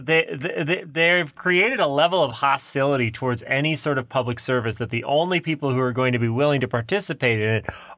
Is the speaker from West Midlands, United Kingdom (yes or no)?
no; Scotland, United Kingdom; I'm Scottish.